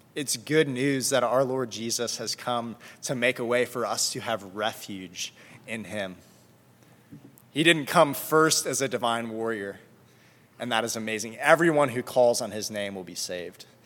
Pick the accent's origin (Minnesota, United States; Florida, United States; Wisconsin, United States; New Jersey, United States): Florida, United States; South; moved away; I'm from South Florida